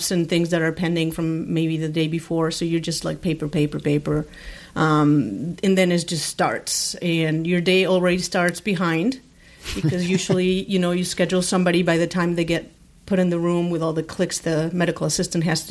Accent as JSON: {"language": "English", "region": "Mexico City", "country": "Mexico", "tie": "born or raised there", "also_born_or_lived": "Spain", "moved": "as an adult", "lives_now": "Grand Rapids, United States", "said": "I was born in Mexico, Mexico City, big, huge city."}